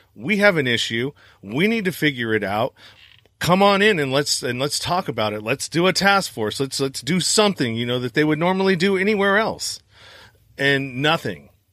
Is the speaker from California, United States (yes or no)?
yes; Northern California, United States; I'm from Northern California